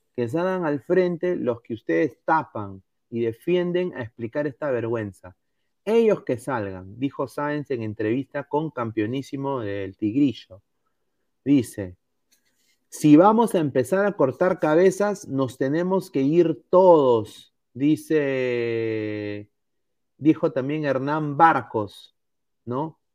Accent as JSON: {"language": "Spanish", "country": "Peru", "said": "todos somos peruanos"}